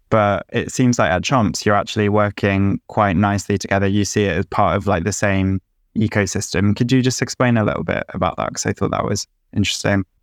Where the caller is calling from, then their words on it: Cleveland, Ohio, United States; I'm calling in from Cleveland, Ohio, in the US.